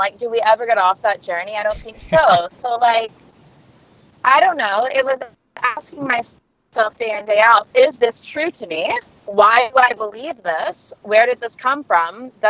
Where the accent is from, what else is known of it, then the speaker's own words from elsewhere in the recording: Sand Springs, Oklahoma, United States; moved away as an adult; now in California, United States; I am from a small town in Oklahoma. I am from Sand Springs, Oklahoma